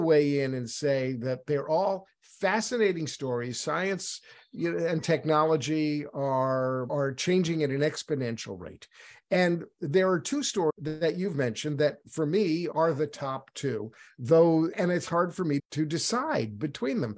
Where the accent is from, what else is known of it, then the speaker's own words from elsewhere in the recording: New York City, New York, United States; moved away; I'm originally from New York City, where everybody eats pastrami